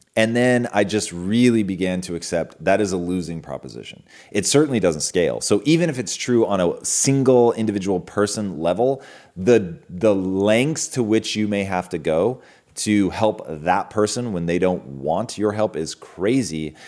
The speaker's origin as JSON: {"language": "English", "region": "Pacific Northwest", "country": "United States", "tie": "born or raised there", "said": "being a kid growing up in the Pacific Northwest"}